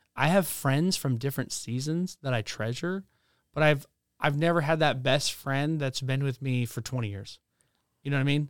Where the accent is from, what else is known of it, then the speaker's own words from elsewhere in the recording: Spokane, Washington, United States; also born or lived in the Carolinas; we moved across the United States from the Carolinas to Spokane, Washington